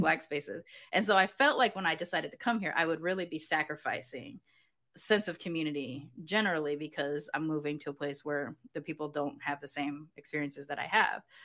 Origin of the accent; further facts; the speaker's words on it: Southern California, United States; moved away as an adult; now in Mexico; growing up in Southern California